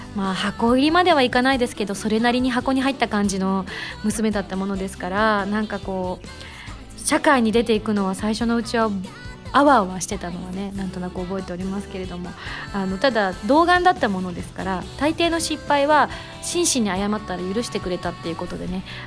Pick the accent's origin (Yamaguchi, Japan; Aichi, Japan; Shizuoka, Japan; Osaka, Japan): Yamaguchi, Japan; 山口出身